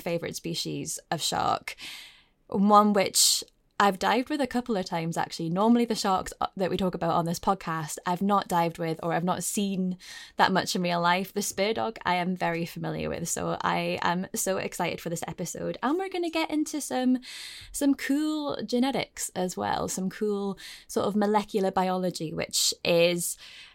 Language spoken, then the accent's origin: English; Scotland, United Kingdom; my home country, Scotland